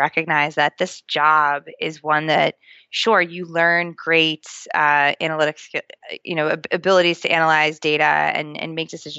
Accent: Boston, Massachusetts, United States; accent: Boston; my Boston accent

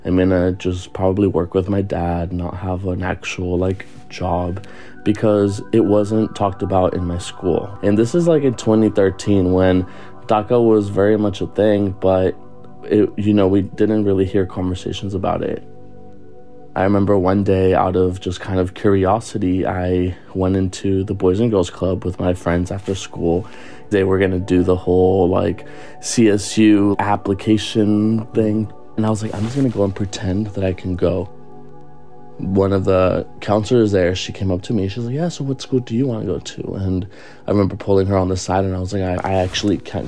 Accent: Anaheim, California, United States; born or raised there; also born or lived in Michoacán, Mexico

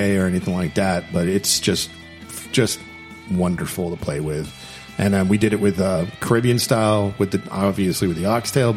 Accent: Miami, Florida, United States; moved away; I'm from Miami

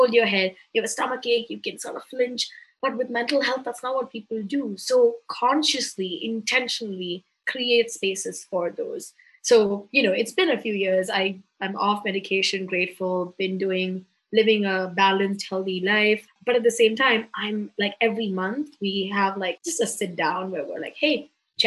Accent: Mumbai, Maharashtra, India; I'm from Bombay, India

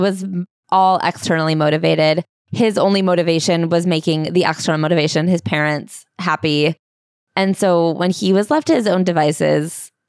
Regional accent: Canada; also born or lived in Harbin, China; I couldn't help that I grew up in Canada or that my problems were different from theirs. I didn't come to Canada by choice, and I would have been just as happy growing up in Harbin with my grandparents.

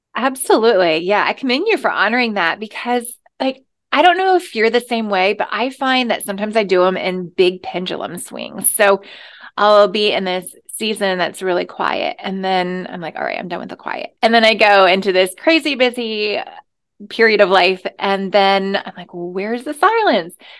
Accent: the South, United States; moved away; I came from the South

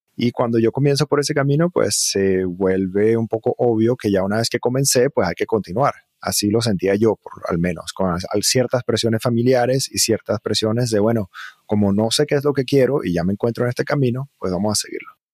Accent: Margarita Island, Nueva Esparta, Venezuela; moved away as an adult; also born or lived in Virginia, United States / Caracas, Venezuela / Barquisimeto, Venezuela; now in United States; Y entonces crecí en Venezuela, en diferentes lugares, un poco en Caracas, un poco en una ciudad llamada Barquisimeto, y hacia más o menos los ocho años, hasta que terminé mi bachillerato, crecí en una isla que se llama Margarita

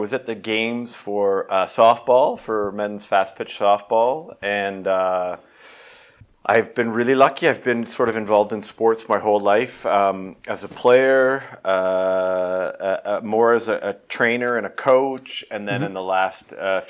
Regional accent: Toronto, Ontario, Canada; Yes, I grew up in on the North York Scarborough border of Toronto. I went to Associated Hebrew School.

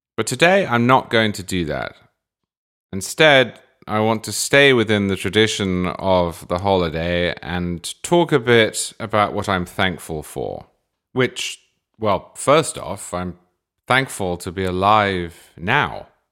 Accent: England, United Kingdom; moved away as an adult; now in United States; I was born in England in the nineteen eighties, and then I moved to America in the twenty tens

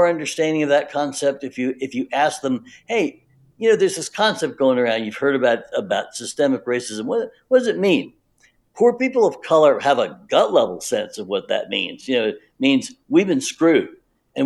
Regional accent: the South, United States; I grew up in the South

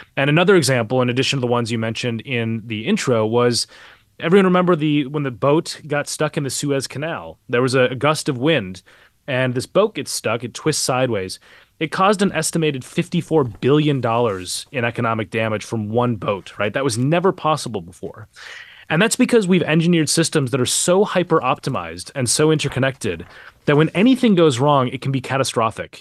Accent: Minneapolis, Minnesota, United States; moved away; I grew up, uh, a couple miles away from where he was killed. I, I'm, I'm from Minneapolis originally

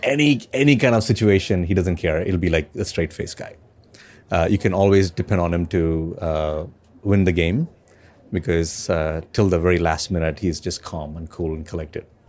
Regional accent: India; I'm from India

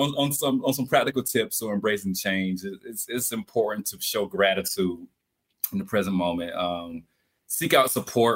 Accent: Albany, Georgia, United States; I'm from Albany, Georgia, deep down south, birthplace of …

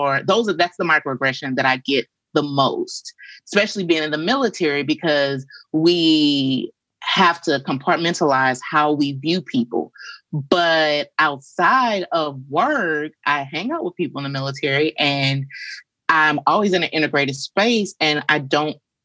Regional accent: St. Louis, Missouri, United States; moved away as an adult; I am a Midwesterner, born and raised in St. Louis, Missouri

